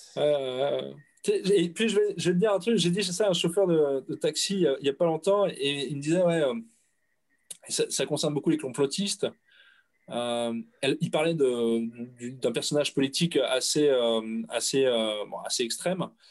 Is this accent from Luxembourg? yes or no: no; France; Mes parents sont français, mes grands-parents sont français, mes arrière-grands-parents sont français. Tu me demandes mon origine. Je suis français